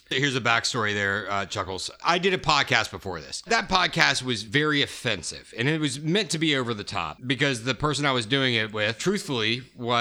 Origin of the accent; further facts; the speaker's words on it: Sandy Springs, Georgia, United States; moved away; also born or lived in New York, United States; I grew up in Sandy Springs. So I lived in New York for 5 years.